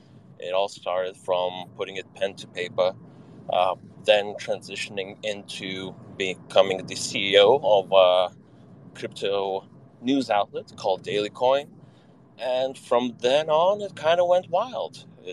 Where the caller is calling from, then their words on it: Vilnius, Vilnius County, Lithuania; So currently dialing in from cloudy Vilnius, Lithuania.